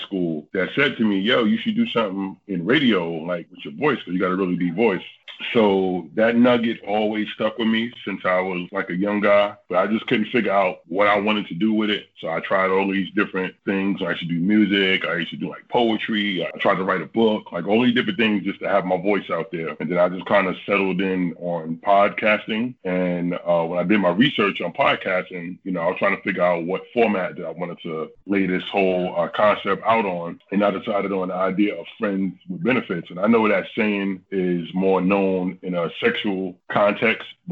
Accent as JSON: {"language": "English", "town": "New York City", "region": "New York", "country": "United States", "tie": "born or raised there", "moved": "as an adult", "lives_now": "Washington State, United States", "said": "I'm actually originally from the East Coast. I'm from Brooklyn, New York, and I just moved out here"}